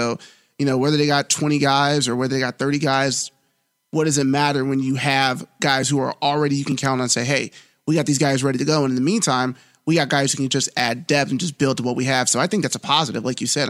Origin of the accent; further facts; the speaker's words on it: Los Angeles, California, United States; moved away as an adult; also born or lived in San Diego; now in Memphis, United States; born and raised in Los Angeles, went to college at the University of San Diego, and I spent the last 11 years covering high school sports in Los Angeles